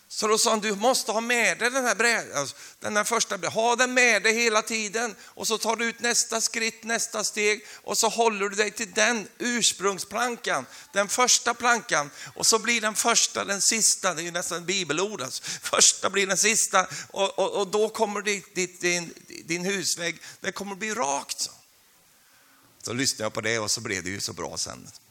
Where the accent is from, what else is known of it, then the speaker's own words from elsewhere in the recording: Sweden; now in Karmøy, Norway; jag är ju svensk